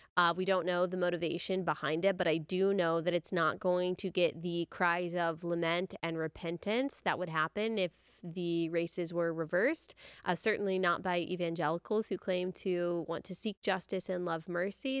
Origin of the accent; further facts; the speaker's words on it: Texas, United States; I'm from Texas